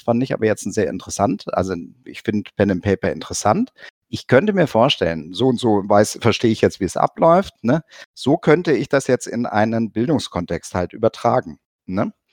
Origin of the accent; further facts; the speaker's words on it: near Cologne, North Rhine-Westphalia, Germany; ich komme selber aus der Nähe von Köln